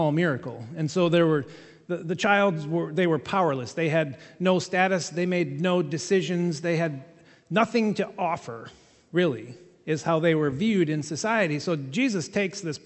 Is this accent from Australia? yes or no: no; England, United Kingdom; I'm an English guy